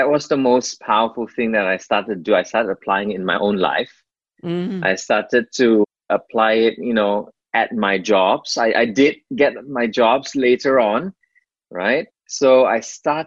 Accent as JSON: {"language": "English", "country": "Malaysia", "moved": "as an adult", "lives_now": "Melbourne, Australia", "said": "I left my home country, Malaysia, in 2005. So we decided to move over to Melbourne, Australia."}